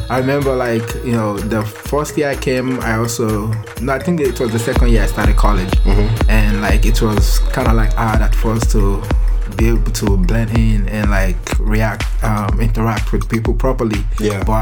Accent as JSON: {"language": "English", "country": "Nigeria", "said": "Like you know, like I'm I'm Nigerian, and I believe like a lot of people don't know about Nigerian culture"}